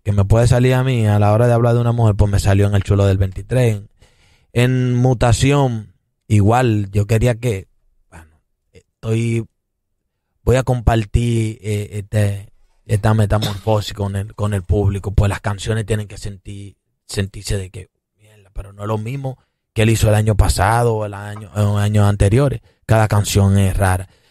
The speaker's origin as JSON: {"language": "Spanish", "region": "San Pedro de Macorís", "country": "Dominican Republic", "moved": "yes", "lives_now": "Santo Domingo, Dominican Republic", "said": "yo soy de San Pedro de Macorís y vine para la capital"}